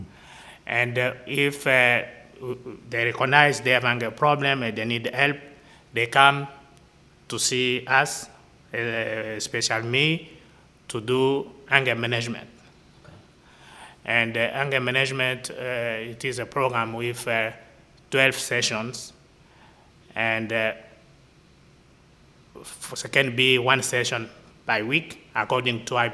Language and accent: English; Kinshasa, DR Congo; now in Dallas, United States; I am from Congo, Kinshasa. I live in Dallas